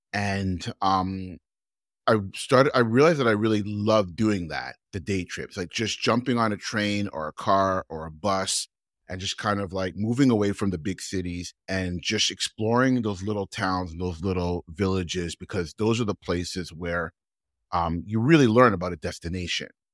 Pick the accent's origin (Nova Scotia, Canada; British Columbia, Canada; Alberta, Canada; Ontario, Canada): Ontario, Canada; Toronto; I'm from Toronto